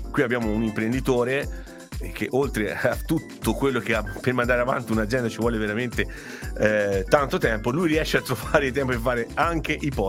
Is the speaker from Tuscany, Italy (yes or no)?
yes; Tuscany, Italy; Perché te sono appassionato di Dante come me, quindi non a caso siamo toscani